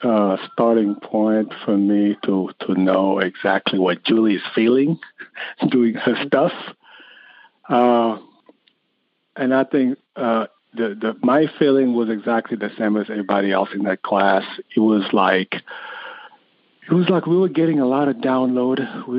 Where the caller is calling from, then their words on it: Connecticut, United States; I am calling from Connecticut.